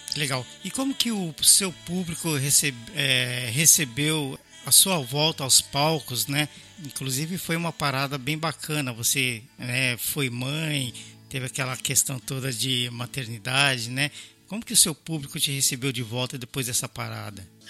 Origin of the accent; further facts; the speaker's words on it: São Paulo, Brazil; eu sou paulistano